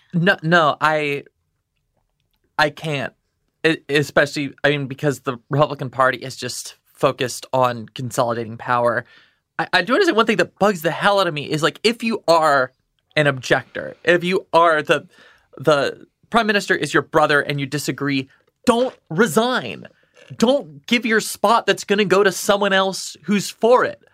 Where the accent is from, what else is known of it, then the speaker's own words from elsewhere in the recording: Texas, United States; also born or lived in Midwest; now in New York, United States; I grew up in Texas